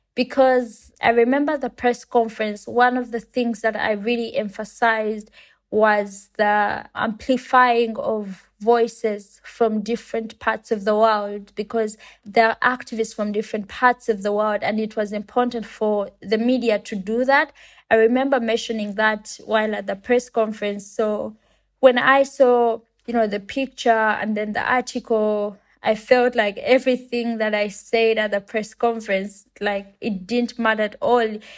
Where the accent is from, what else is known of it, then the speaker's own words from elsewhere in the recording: Uganda; I come from Uganda and it's a country in Africa.